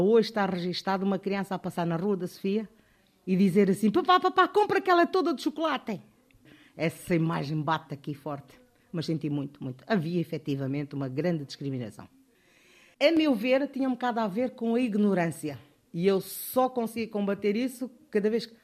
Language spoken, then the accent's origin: Portuguese; Bié, Angola; moved away as an adult; also born or lived in Luso, Angola / Coimbra, Portugal; now in Portugal; Nasci em Angola, na cidade do Bié, em 1956. Vim para Portugal em 1975 por causa da guerra de Angola